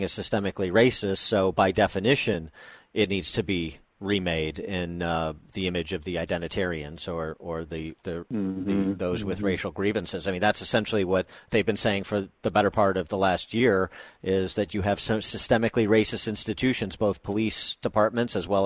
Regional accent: Chicago, Illinois, United States; as a Chicago native

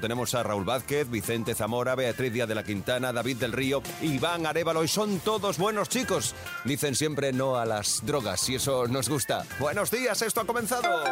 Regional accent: Germany; moved away; yo también nací en Alemania

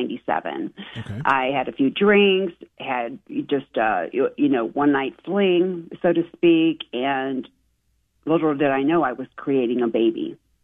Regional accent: Barberton, Ohio, United States; now in Cleveland, United States; I'm originally from Barberton, Ohio. I relocated here in Cleveland, and so now I consider myself a Clevelander.

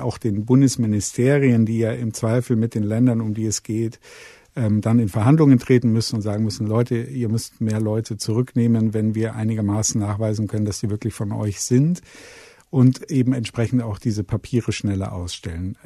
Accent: Munich, Bavaria, Germany; ich komme aus München

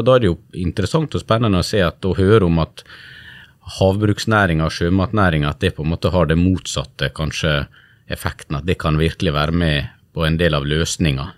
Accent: Sunnmøre, Western Norway, Møre og Romsdal, Norway; Jeg har vokst opp på, på Sunnmøre og på Vestlandet

